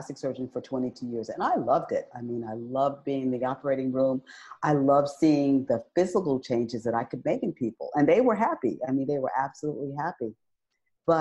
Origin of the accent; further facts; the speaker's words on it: New York City, New York, United States; moved away as an adult; also born or lived in Northeast North Carolina; to move from New York City, been born and raised there, to Northeast North Carolina